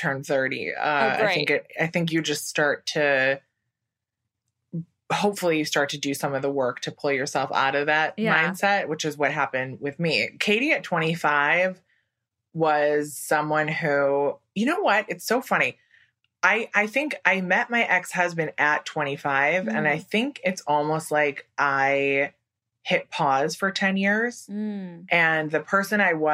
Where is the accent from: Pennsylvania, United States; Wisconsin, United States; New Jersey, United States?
Wisconsin, United States; moved away as an adult; now in New York, United States; I'm from Wisconsin and I moved to New York right after college.